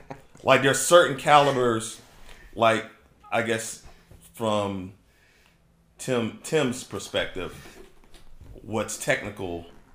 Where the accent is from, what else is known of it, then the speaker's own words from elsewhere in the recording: Cartersville, Georgia, United States; now in Maryland, United States; And I've been in Maryland. I'm originally from Cartersville, Georgia. If anybody doesn't know, I'm a military brat.